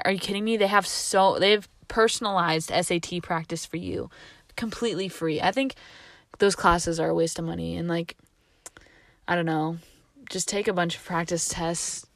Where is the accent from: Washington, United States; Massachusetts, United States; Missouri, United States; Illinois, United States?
Washington, United States; also born or lived in California; coming back to Washington